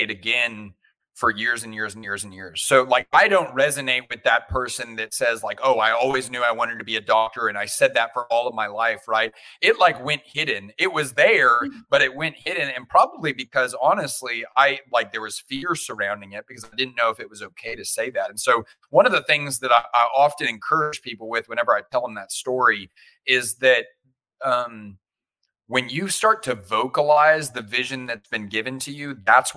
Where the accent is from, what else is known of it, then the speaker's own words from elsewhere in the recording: Houston, Texas, United States; also born or lived in Austin, Texas; I grew up in the great nation of Texas. I grew up in Houston, went to school in Austin